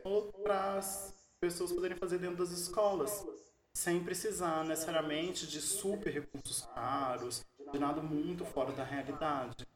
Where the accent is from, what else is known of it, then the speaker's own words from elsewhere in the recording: Minas Gerais, Brazil; moved away; eu sou mineiro